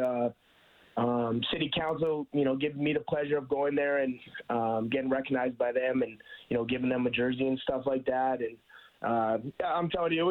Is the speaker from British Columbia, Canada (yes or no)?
no; Spruce Grove, Alberta, Canada; my hometown